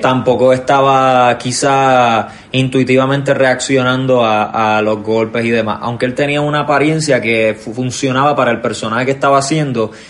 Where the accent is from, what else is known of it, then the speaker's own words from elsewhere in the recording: Puerto Rico; nosotros como boricuas